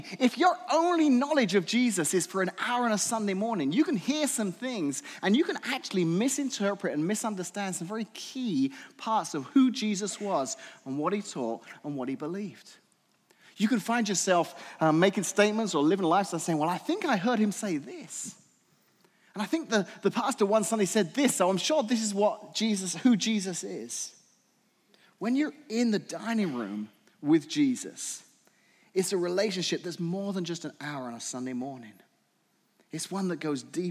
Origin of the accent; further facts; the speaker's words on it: England, United Kingdom; moved away; I'm from England